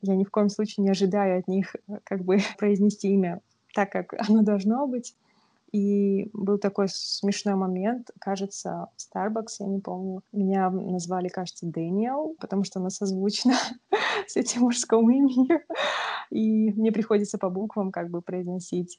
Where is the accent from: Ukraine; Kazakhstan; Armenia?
Kazakhstan; moved away as an adult; now in Vancouver, Canada